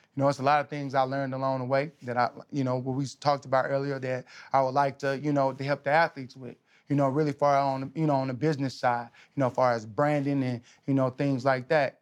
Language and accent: English; Texas, United States; I'm from Texas